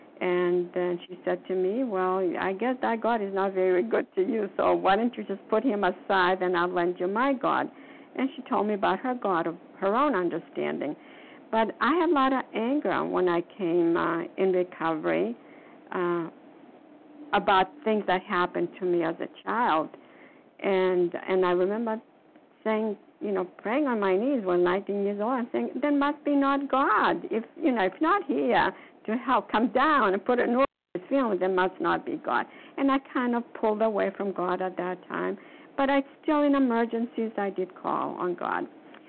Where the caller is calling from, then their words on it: Florida, United States; calling from Foxborough, from Massachusetts. No, I'm calling from Florida.